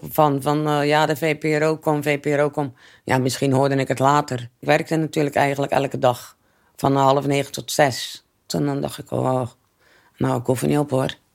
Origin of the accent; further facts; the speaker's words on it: Netherlands; En ik ben opgegroeid in de Gouverneurstraat vanaf mijn vijfde